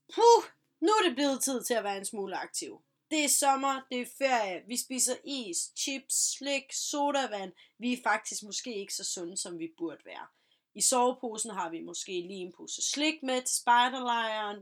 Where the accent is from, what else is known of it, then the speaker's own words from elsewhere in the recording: Vejle, Southern Denmark, Denmark; Jeg er personligt fra Vejle af